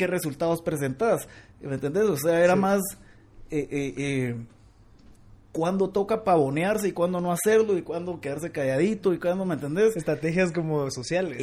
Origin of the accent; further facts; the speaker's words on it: Guatemala; como buen chapín